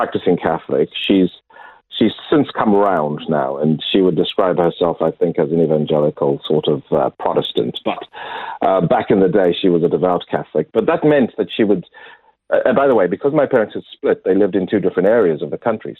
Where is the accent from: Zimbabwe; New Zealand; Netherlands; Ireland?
Zimbabwe; moved away as an adult; also born or lived in Lusaka, Zambia / Kenya; now in Adelaide, Australia; I grew up in Zimbabwe